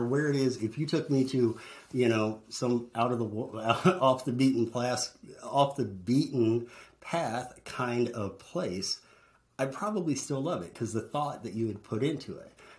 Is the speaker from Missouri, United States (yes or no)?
yes; St. Louis, Missouri, United States; moved away; my hometown of St. Louis